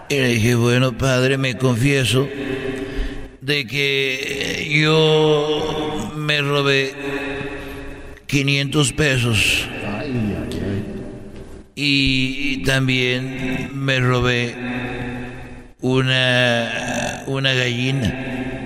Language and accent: Spanish; Guadalajara, Jalisco, Mexico; la catedral de, de, de ahí de Huentitán, porque yo soy de Huentitán.